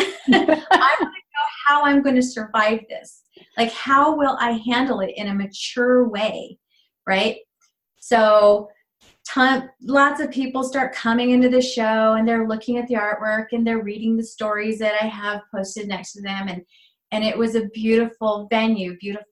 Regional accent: Arizona, United States; also born or lived in Mexico; now in Prescott, United States; I decided to move to Arizona, this is where I'm from

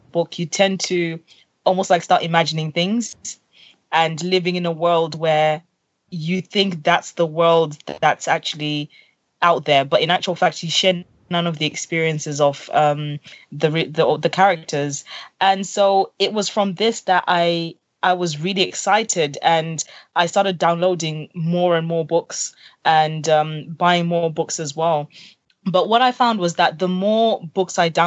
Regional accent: Zimbabwe; I'm originally from Zimbabwe

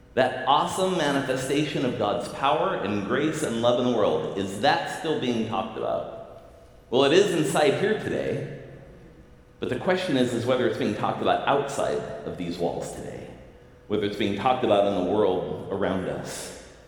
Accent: Southern California, United States; now in Seattle, United States; I grew up in Southern California in the 70s and 80s

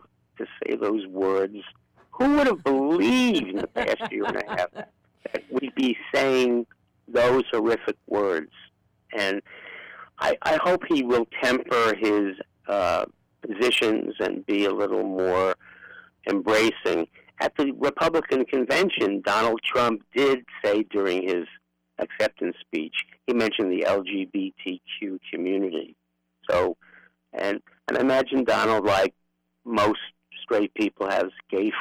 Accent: New York City, New York, United States; accent: Brooklyn; moved away as an adult; now in San Francisco, United States; I'm an old lefty Jew from Brooklyn, in fact, from Bernie's neighborhood

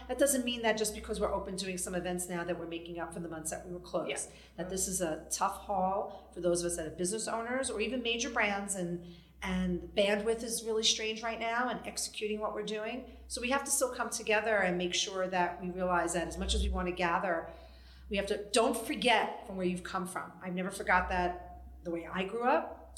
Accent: New York City, New York, United States; I'm a New York City girl. I grew up in Brooklyn

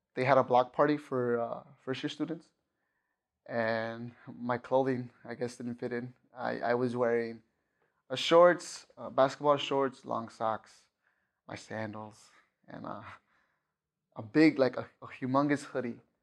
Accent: Chicago, Illinois, United States; moved away; I'm from Chicago

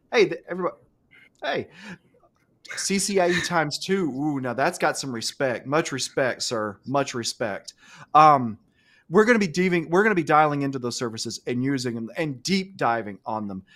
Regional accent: Alabama, United States; I grew up here in Alabama. I have an Alabama education

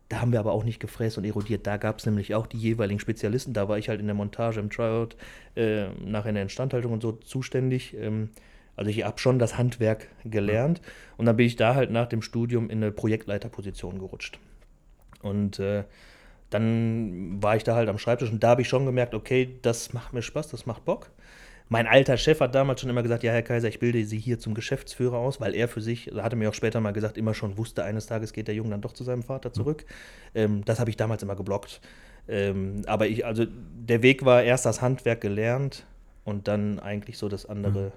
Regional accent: Velbert, North Rhine-Westphalia, Germany; ich bin äh, Felberter, ich bin in Felbert

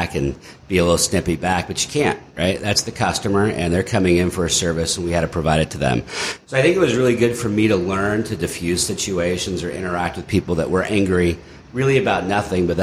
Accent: Northern California, United States; moved away as an adult; also born or lived in Arkansas; growing up in Northern California

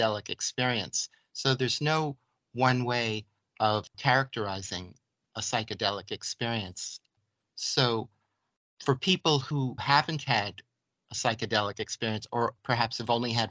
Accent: New York City, New York, United States; now in Vermont, United States; I grew up in New York City in the concrete jungle

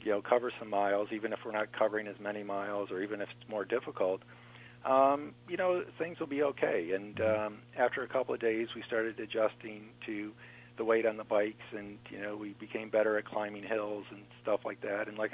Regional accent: Michigan, United States; we're from Michigan, so it's an incredibly flat state

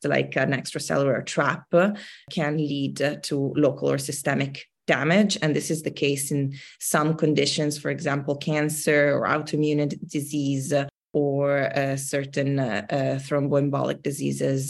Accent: Milan, Lombardy, Italy; moved away as an adult; now in Bay Area, United States; I was based in Milan. I grew up in Italy and I am now based in the United States in the Bay Area.

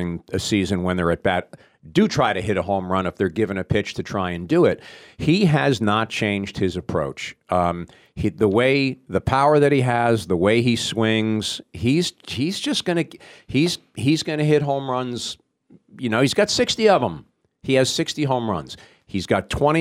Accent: the New York area, United States; I grew up in the New York area

